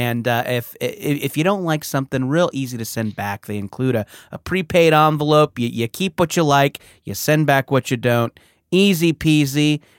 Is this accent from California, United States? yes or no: yes; San Francisco, California, United States; I'm also from San Francisco.